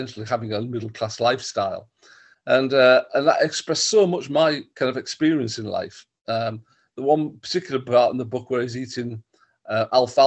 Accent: Stockton-on-Tees, North East England, United Kingdom; I grew up in Stockton, not in the jail

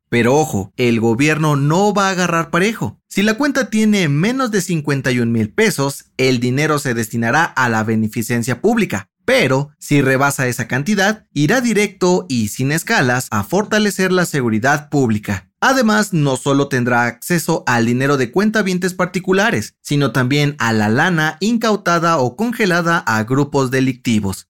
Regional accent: Mexico; Hay muchas cosas que nos identifican como mexicanos, pero una de las más peculiares es la cicatriz que tenemos

